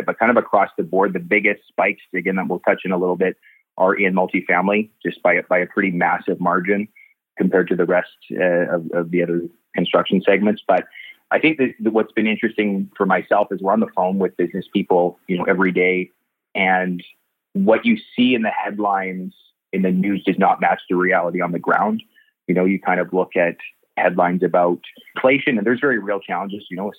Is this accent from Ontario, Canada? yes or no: no; Nanaimo, British Columbia, Canada; moved away as an adult; now in Abbotsford, Canada; born and raised in Nanaimo